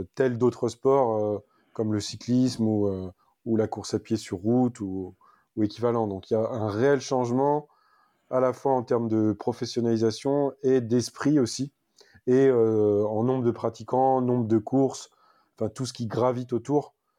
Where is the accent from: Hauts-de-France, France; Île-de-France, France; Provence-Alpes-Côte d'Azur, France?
Île-de-France, France; moved away as an adult; now in Var, France; je suis né en Ile-de-France. Donc, j'ai habité toute, ma... toute mon enfance et même jusqu'à mes 31 ans euh, à Paris, dans le... Enfin, dans le 92 exactement